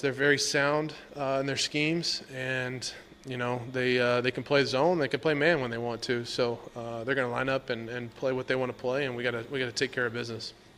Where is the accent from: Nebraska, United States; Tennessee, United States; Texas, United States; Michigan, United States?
Texas, United States; moved away as an adult; now in Washington, D.C., United States; I grew up, uh, in Texas, obviously Cowboy country